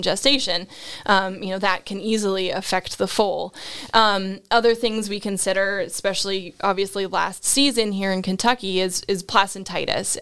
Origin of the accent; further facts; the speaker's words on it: Nova Scotia, Canada; moved away as an adult; also born or lived in Ontario / North Carolina / Georgia; grew up in Nova Scotia, which is, of course, where all of those good accents of about and out and sorry come from.